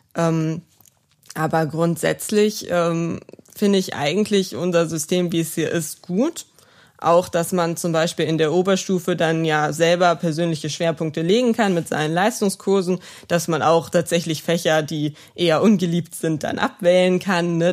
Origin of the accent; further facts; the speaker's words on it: Neuwied, Rhineland-Palatinate, Germany; wo ich noch eine schnelle Anbindung an meine Heimat habe, weil ich ähm, wirklich mich hier wohlfühle und auch die Kontakte, die ich hier habe in Neuwied